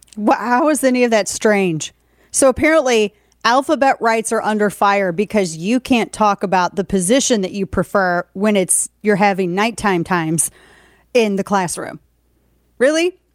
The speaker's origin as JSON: {"language": "English", "town": "St. Louis", "region": "Missouri", "country": "United States", "tie": "born or raised there", "said": "my hometown of Saint Louis"}